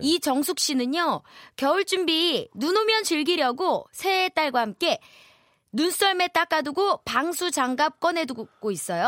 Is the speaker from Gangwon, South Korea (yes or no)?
yes; Wonju, Gangwon, South Korea; 전 강원도 원주요